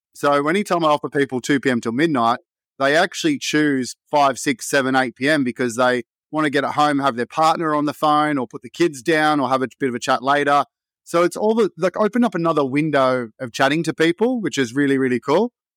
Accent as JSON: {"language": "English", "town": "Sydney", "region": "New South Wales", "country": "Australia", "tie": "born or raised there", "said": "Blacktown, which is just another suburb next to where I grew up in Wentworth Field"}